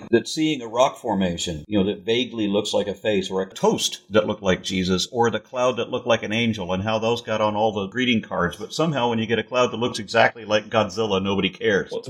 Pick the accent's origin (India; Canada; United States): Canada; I'm Canadian, so I always